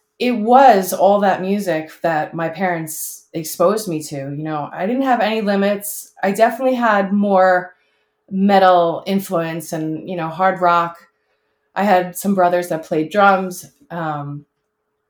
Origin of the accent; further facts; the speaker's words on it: South Shore of Long Island, New York, United States; We grew up on the South Shore of Long Island